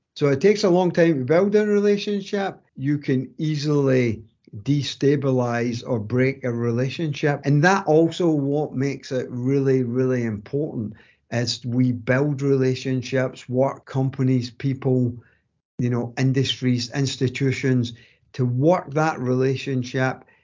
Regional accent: Greenock, Scotland, United Kingdom; accent: strong Scottish accent; moved away as an adult; now in North Carolina, United States; I was born in a town called Greenock and spent you know, my kind of formative years there

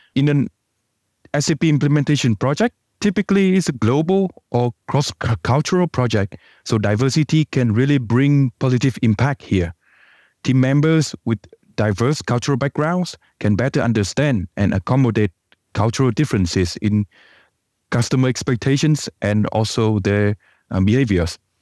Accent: Vietnam; moved away; I come from Vietnam

